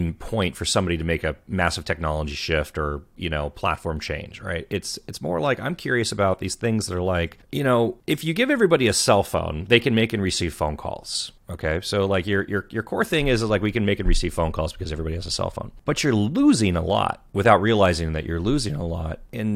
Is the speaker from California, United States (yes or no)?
yes; Southern California, United States; I grew up in Southern California